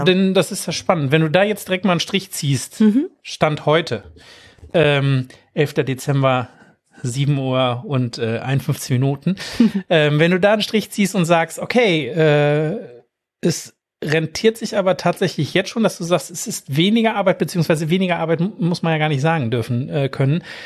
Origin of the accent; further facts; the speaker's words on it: Germany; bei uns in Deutschland